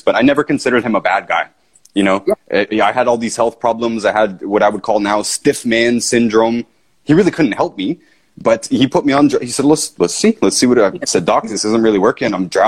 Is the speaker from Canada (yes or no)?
yes; Canada; in Canada, I'm from Canada